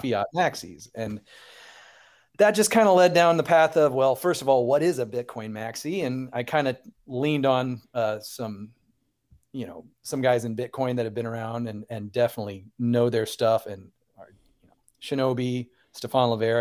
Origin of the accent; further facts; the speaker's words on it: Central Illinois, United States; I'm from Central Illinois